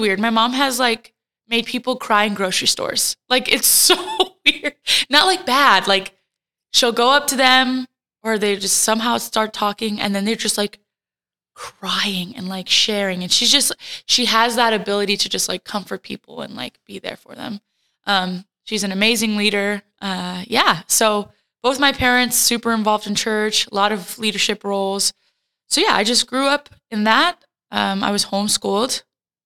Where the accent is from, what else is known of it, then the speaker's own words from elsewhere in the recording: Fort Worth, Texas, United States; also born or lived in Puerto Rico; my parents moved to the States when I was a wee little baby, so that they could pursue getting a master's. So they came and they stayed at Fort Worth, Texas, and that's kind of where I grew up, in Texas.